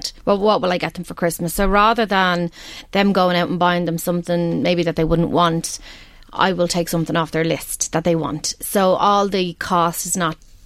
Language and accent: English; Balbriggan, Leinster, Ireland; I'm from Balbriggan originally, and every year I'll go to the ILAC because that's where we went as kids